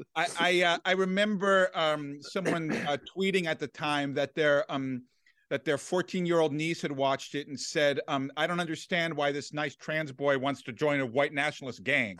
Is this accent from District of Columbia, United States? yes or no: yes; Washington, District of Columbia, United States; I grew up in Washington, D C